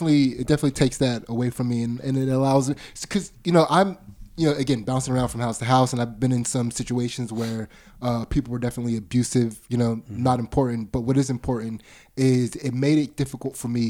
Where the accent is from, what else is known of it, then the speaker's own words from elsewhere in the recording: United States; I'm born and raised in America.